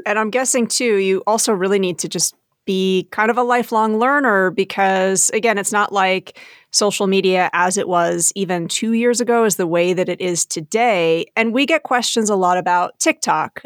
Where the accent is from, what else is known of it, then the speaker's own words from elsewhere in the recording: New Jersey, United States; I was born and bred in New Jersey